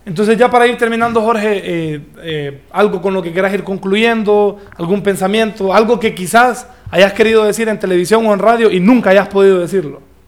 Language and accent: Spanish; Danlí, El Paraíso, Honduras; also born or lived in Tegucigalpa; soy el único de Dan Lee ahí